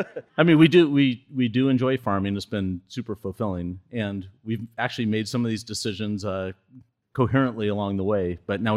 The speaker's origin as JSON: {"language": "English", "area": "Vashon Island", "region": "Washington", "country": "United States", "tie": "born or raised there", "said": "I grew up on Vashon Island, and my folks still live there, and we were interested in moving back."}